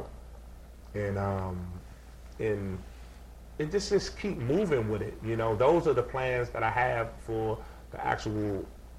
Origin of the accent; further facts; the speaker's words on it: Washington, District of Columbia, United States; I grew up in Washington. I grew up on Rhode Island. I went to Taft, and I went to Lucy D. Slow School, right, all in the area